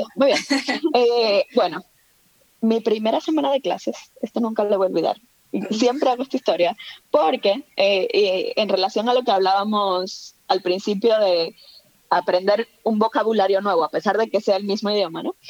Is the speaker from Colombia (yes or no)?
no; Santo Domingo, Distrito Nacional, Dominican Republic; moved away as an adult; also born or lived in Mexico; now in Spain; yo nací, crecí en Santo Domingo